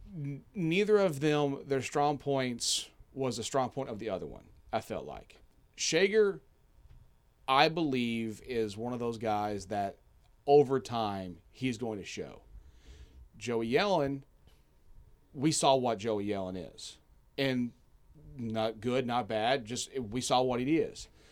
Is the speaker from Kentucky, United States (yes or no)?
yes; Kentucky, United States; now in Hawaii, United States; I am from Kentucky